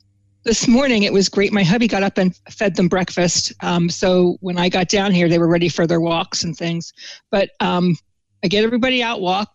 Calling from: Southampton, New Jersey, United States; From my house, which is Monkey's House in Southampton, New Jersey. That's the southern part of New Jersey.

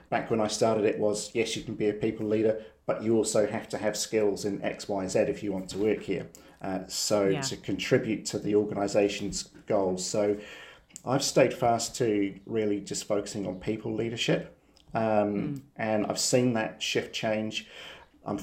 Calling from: New Zealand; we're dialing in from New Zealand first and foremost, so the other side of the world.

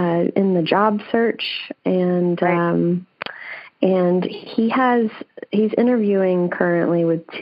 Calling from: Vancouver, Washington, United States; I am calling from Vancouver, Washington.

